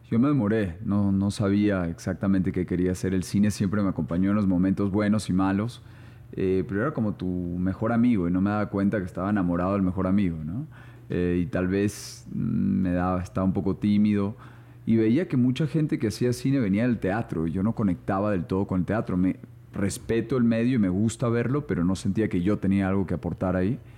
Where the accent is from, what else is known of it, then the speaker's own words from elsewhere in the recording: São Paulo, Brazil; born there; mi papá era economista y yo nací allá en Sao Paulo.